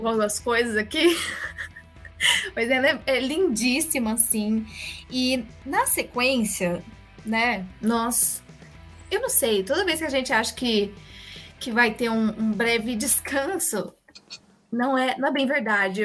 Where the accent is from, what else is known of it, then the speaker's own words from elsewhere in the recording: Brazil; sendo brasileiros